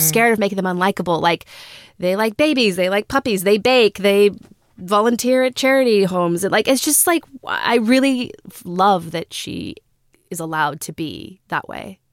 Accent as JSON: {"language": "English", "region": "Texas", "country": "United States", "also_born_or_lived": "Australia", "moved": "yes", "said": "we're from Texas"}